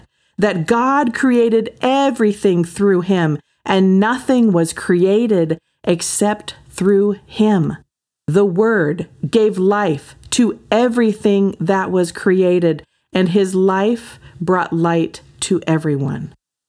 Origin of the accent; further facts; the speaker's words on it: Oregon, United States; also born or lived in Hawaii / Southern California; I mean, I'm from Oregon and Hawaii and Southern California, you know, like outdoor all the time.